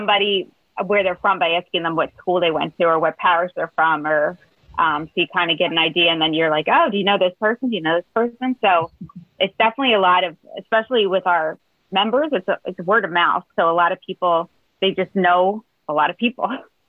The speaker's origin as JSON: {"language": "English", "town": "Upper Darby", "region": "Pennsylvania", "country": "United States", "tie": "born or raised there", "also_born_or_lived": "Drexel Hill, Pennsylvania", "said": "like I grew up in Upper Darby and Drexel Hill and now I'm in Springfield. So I'm still Delco."}